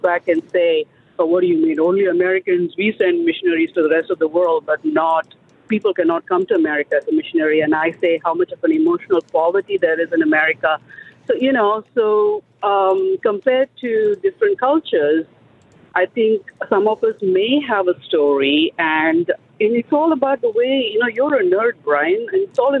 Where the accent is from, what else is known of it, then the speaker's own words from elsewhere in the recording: India; also born or lived in Saudi Arabia; now in United States; growing up in India, yeah. coming to know the Lord in Saudi Arabia, having lived as a Christ follower in Saudi Arabia.